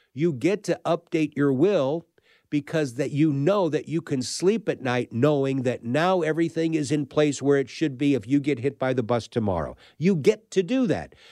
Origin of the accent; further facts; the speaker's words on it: St. Louis, Missouri, United States; I'm a Midwestern kid, uh, right in the middle of the country in Saint Louis